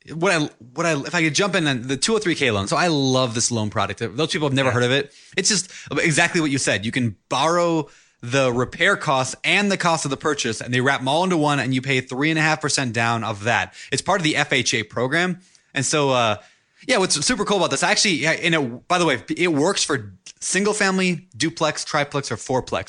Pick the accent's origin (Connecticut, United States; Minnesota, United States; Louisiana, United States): Minnesota, United States; moved away; the home that I grew up in in Minnesota